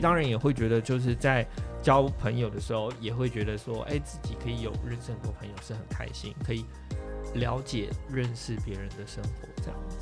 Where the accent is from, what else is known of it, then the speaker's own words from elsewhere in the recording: southern Taiwan, Taiwan; 我们又是在南部嘛